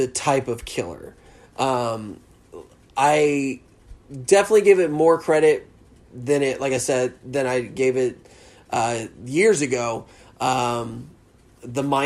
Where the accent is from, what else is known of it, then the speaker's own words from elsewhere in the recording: the South, United States; accent: Southern; I'm straight Southern.